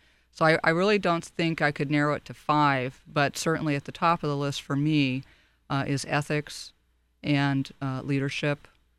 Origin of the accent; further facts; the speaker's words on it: Long Beach, California, United States; Well, I'm one of those rare native Californians. I was born in Monterey Park and raised primarily in Long Beach.